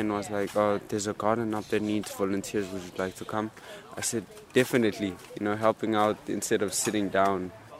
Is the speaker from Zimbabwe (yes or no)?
yes; Zimbabwe; now in Ireland; we are refugees from Zimbabwe.